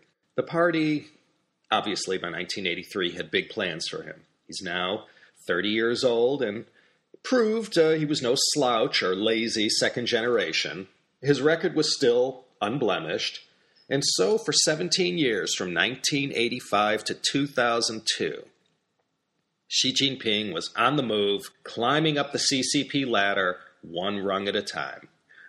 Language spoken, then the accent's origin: English; Illinois, United States; my home state of Illinois